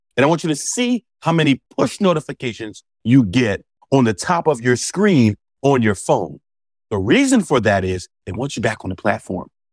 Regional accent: Philadelphia, Pennsylvania, United States; growing up in Philadelphia, where my high school was

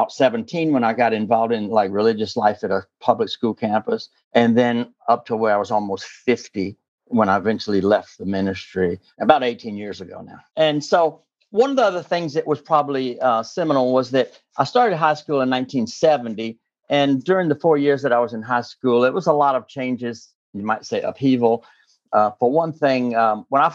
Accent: southern Alabama, United States; moved away as an adult; now in Alexandria, United States; I'm originally from the Deep South. I'm that little part of Alabama that hangs down between Mississippi and Florida on the Gulf Coast. That's where I'm from originally

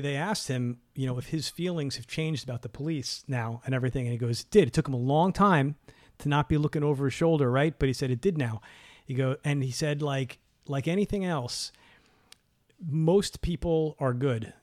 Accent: New York City, New York, United States; we're from New York City

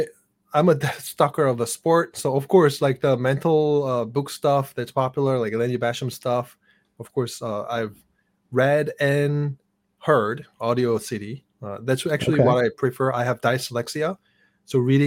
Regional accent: South Korea; English is a second language; moved away as an adult; now in United States; when I was growing up in Korea

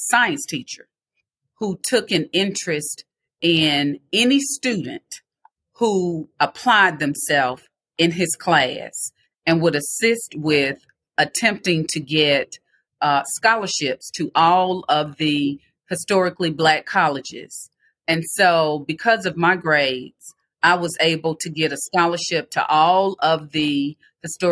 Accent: Meridian, Mississippi, United States; I was raised in Meridian, Mississippi by my mother

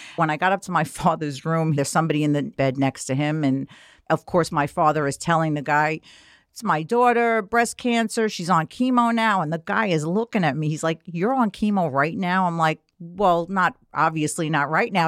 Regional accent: New York City, New York, United States; I grew up in Queens

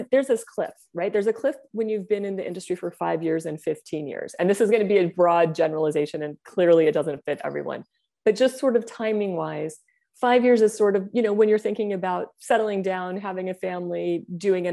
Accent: Bay Area, Silicon Valley, California, United States; also born or lived in Asia; I grew up in the Bay Area in Silicon Valley

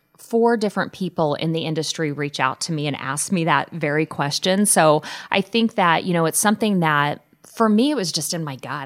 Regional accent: Wellington, Kansas, United States; now in Omaha, United States; my hometown of Wellington, Kansas, a town of about eight or nine thousand

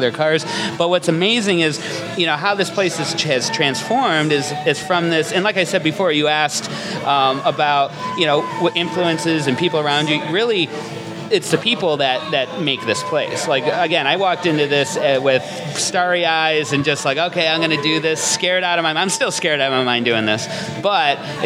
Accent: Buffalo, New York, United States; this is my hometown

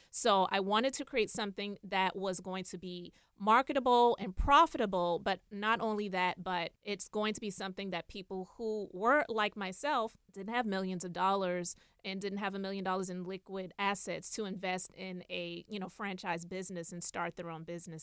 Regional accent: Charleston, South Carolina, United States; I'm originally from Charleston, South Carolina

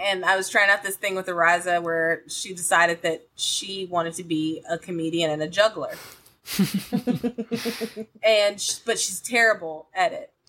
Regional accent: Columbus, Georgia, United States; I'm from Columbus, Georgia, and they always had the Tuskegee Morehouse game there

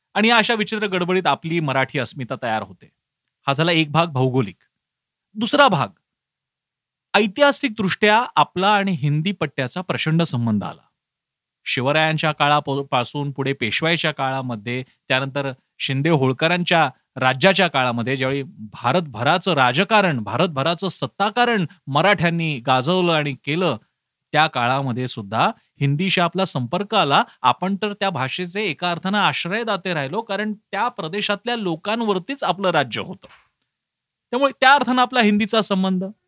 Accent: Mumbai, Maharashtra, India; मी स्वतः मुंबईत वाढलो मुंबईत माझी शाळा होती

